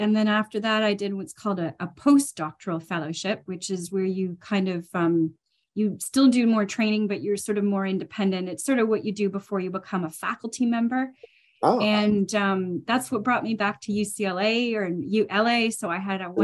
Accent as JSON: {"language": "English", "region": "Ontario", "country": "Canada", "also_born_or_lived": "United Kingdom / Edinburgh", "moved": "yes", "lives_now": "Vancouver, Canada", "said": "Definitely Canadian …. I'm originally from Ontario"}